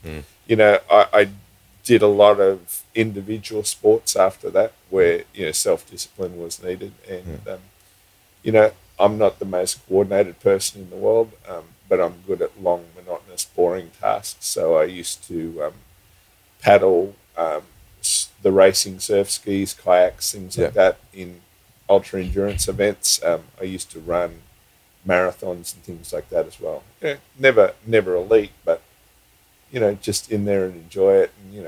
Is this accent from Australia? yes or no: yes; Sydney, New South Wales, Australia; moved away as an adult; also born or lived in Queensland / Fiji; I was born in Sydney, yes. Okay. And I moved to Queensland when I was probably 23.